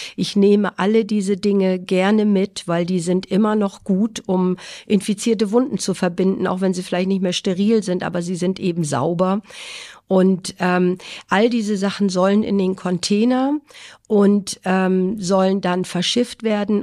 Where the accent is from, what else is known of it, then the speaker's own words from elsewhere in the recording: Schleswig-Holstein, Germany; moved away as an adult; also born or lived in Husum / Kiel; now in Jamaica; bin gebürtige Schleswig-Holsteinerin